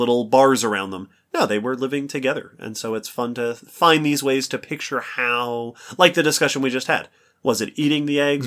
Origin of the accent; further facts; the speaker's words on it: New York, United States; I grew up in New York